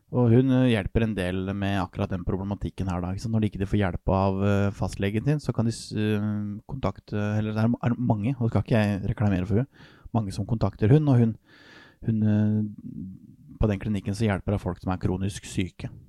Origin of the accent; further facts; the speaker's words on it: Norway; jeg er nordmenn